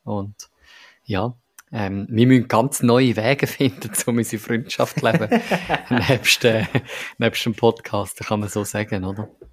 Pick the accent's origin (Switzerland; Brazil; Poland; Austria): Switzerland; als Schweizer